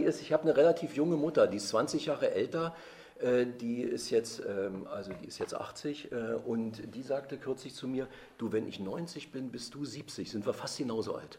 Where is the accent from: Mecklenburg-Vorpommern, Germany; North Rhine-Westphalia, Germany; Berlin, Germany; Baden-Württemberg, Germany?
Berlin, Germany; am 1. Dezember 1959 geboren worden in Ostberlin, in Friedrichshain